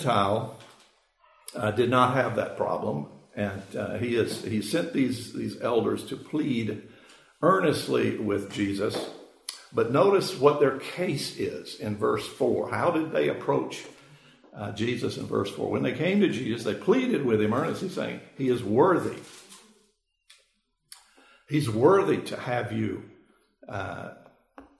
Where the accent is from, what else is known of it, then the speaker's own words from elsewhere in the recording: Macon, Georgia, United States; I grew up in Macon, Georgia